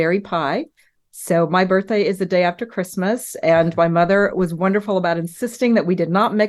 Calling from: Dallas, Texas, United States; Dallas, Texas. It's morning for me, not for you, but for me, it's morning in Dallas, Texas on a windy day

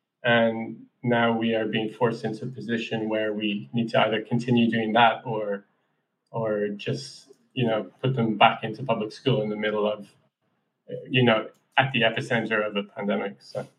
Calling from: Gainesville, Florida, United States; Hey, Scott. So, hi from Gainesville, Florida. I'm in the global epicenter, it seems.

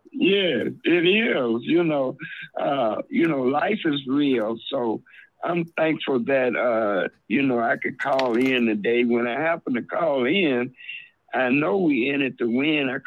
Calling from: Chicago, Illinois, United States; This is Minister … from Chicago.

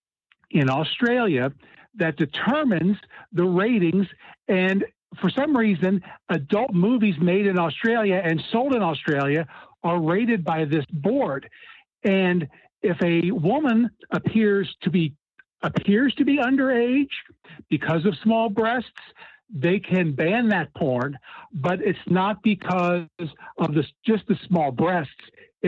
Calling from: Cincinnati, Ohio, United States; from Cincinnati.

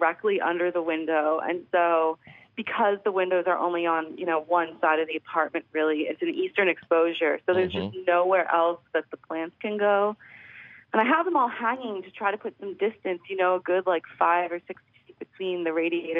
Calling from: Philadelphia, Pennsylvania, United States

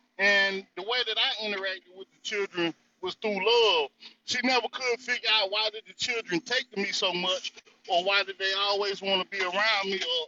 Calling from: North Carolina, United States; This Brother …, I'm coming from the North Carolina territory, and beautiful conversation as always, Simon.

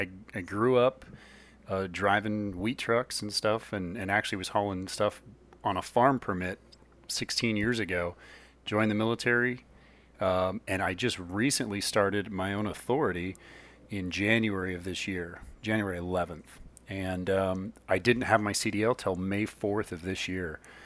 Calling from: Lemoore, California, United States; I'm calling in from Lemoore, California.

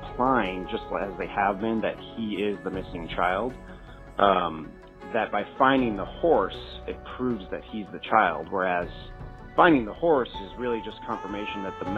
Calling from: Oakland, California, United States; I'm calling from Oakland, California.

